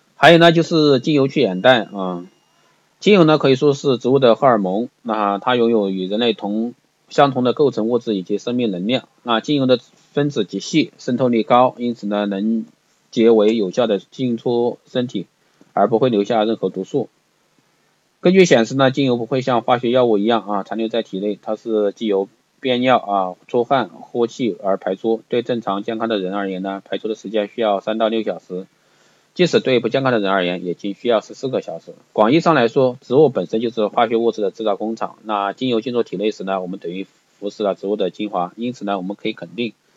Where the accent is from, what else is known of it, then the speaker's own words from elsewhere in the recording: China; 那卧蚕呢是我们中国人用来形容的一个名称